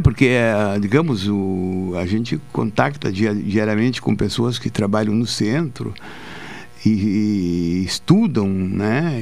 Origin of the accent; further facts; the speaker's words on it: Pelotas, Rio Grande do Sul, Brazil; also born or lived in Porto Alegre; eu me criei aqui em Pelotas andando de ônibus